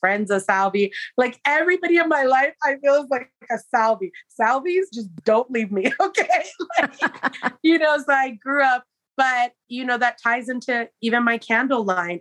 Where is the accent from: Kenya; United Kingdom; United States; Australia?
United States; San Francisco, California; now in Lodi, United States; I'm originally um, born and raised in San Francisco, California to South American parents